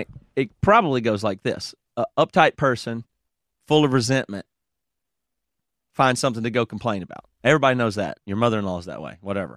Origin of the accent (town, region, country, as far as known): Greer, South Carolina, United States; accent: Southern